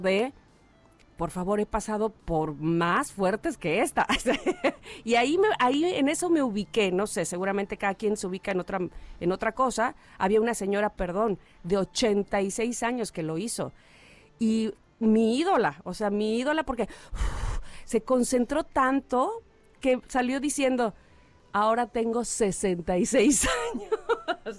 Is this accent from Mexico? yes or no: yes; Veracruz, Mexico; cuando era niña, y miren de dónde soy, soy de Veracruz, y entraba yo al mar